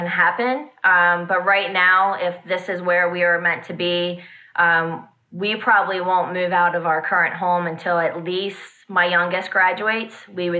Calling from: Hanover, Pennsylvania, United States; Hanover, Pennsylvania.

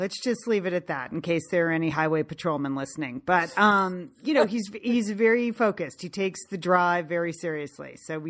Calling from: Bend, Oregon, United States; and today I am ringing in from Bend, Oregon

